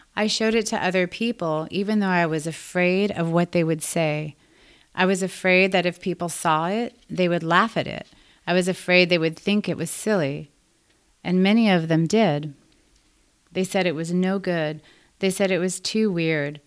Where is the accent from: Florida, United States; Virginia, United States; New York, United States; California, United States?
California, United States; Los Angeles; I was born and raised in Los Angeles.